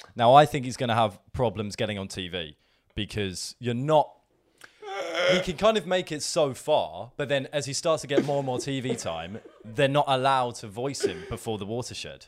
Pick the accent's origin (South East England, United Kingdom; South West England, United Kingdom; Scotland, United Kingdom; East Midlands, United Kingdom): South East England, United Kingdom; Brighton; Brighton because it's my, it's my hometown